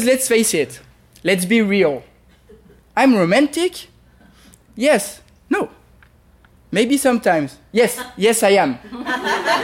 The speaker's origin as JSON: {"language": "English", "town": "Paris", "region": "Île-de-France", "country": "France", "accent": "French", "second_language": "English", "moved": "as an adult", "lives_now": "United States", "said": "I am French"}